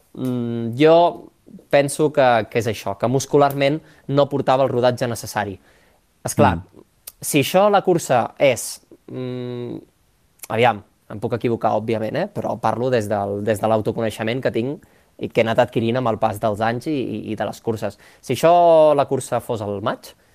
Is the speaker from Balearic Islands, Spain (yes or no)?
no; La Pobla de Mafumet, Catalonia, Spain; born or raised there; also born or lived in Barcelona